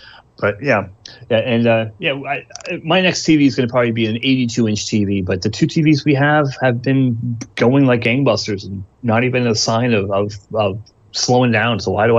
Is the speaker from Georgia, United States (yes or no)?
yes; Georgia, United States; Just because I'm from Georgia, you know?